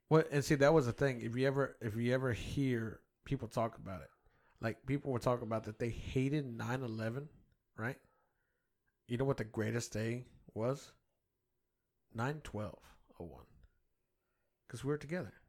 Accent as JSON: {"language": "English", "country": "United States", "tie": "born or raised there", "said": "I grew up in America where my guns were welcome"}